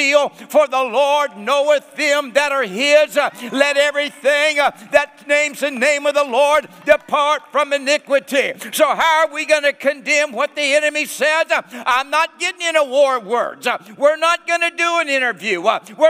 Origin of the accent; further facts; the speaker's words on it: the Northwest, Pacific Northwest, United States; moved away as an adult; now in Nashville, United States; And I was raised in the Northwest. I pastored in the Northwest.